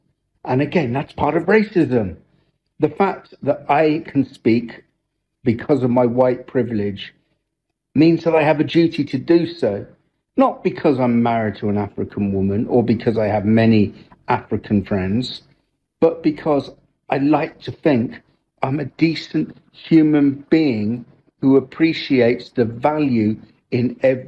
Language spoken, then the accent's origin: English; United Kingdom; born there; That's right, I was born in Great Britain.